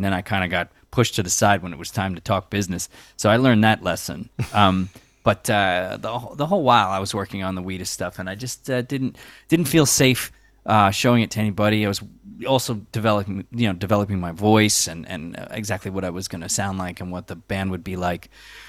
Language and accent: English; Long Island, New York, United States; now in New York City, United States; Yeah, I grew up on Long Island. I moved to New York City in '96, Lower East Side, as soon as I got out of college